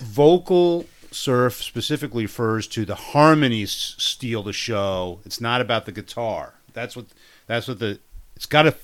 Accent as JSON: {"language": "English", "region": "New York", "country": "United States", "accent": "New York", "moved": "yes", "lives_now": "Chicago, United States", "said": "that's where I hail from"}